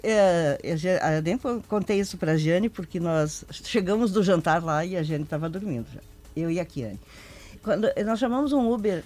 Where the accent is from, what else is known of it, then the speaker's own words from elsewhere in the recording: Rio Grande do Sul, Brazil; como gaúchos que somos